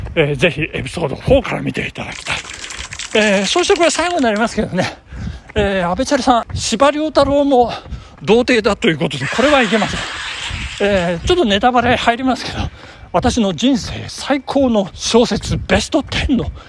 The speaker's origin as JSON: {"language": "Japanese", "region": "Nagano", "country": "Japan", "tie": "born or raised there"}